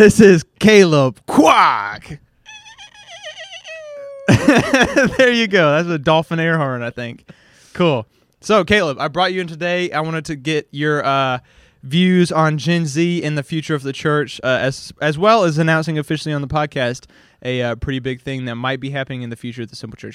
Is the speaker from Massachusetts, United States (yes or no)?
no; Hawaii, United States; also born or lived in Louisiana; now in Shreveport, United States; I grew up, like, pretty much solely around Asian people. I was, like, the minority in Hawaii